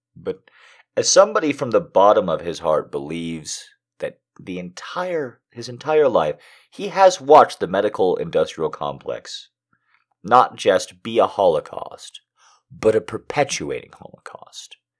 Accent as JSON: {"language": "English", "country": "United States", "said": "my entire life as an American"}